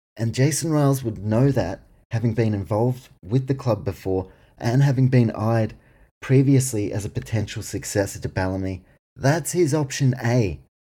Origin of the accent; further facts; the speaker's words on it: New Zealand; I was born in New Zealand, grew up supporting the warriors